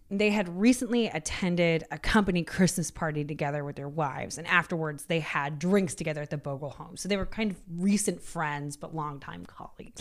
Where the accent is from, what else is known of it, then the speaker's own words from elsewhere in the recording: United States; I'm American. I went to public school